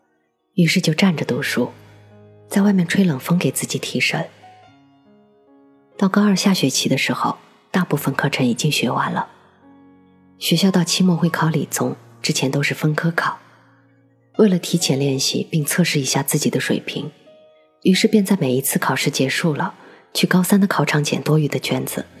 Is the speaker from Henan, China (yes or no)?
yes; Henan, China; 当年的我是河南的一名考生，我能深切的体会到高考的压力。